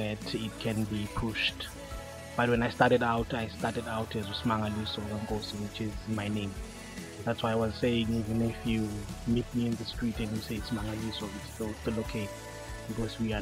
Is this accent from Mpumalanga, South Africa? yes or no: yes; Middelburg, Mpumalanga, South Africa; I'm from Middleburg, born, bred, and battered in Middleburg